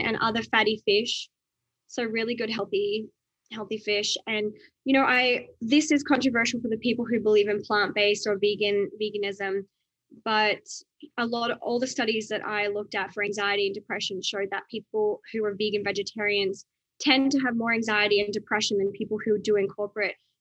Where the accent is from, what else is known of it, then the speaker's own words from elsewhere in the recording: Outback Australia, Australia; where I grew up in Outback Australia